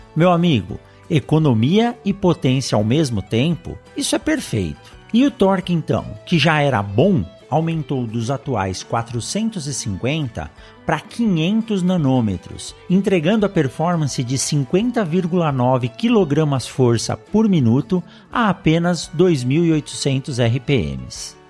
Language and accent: Portuguese; São Paulo, Brazil; Eu nasci em São Paulo de pequeno pequeno tinha pouco contato com o campo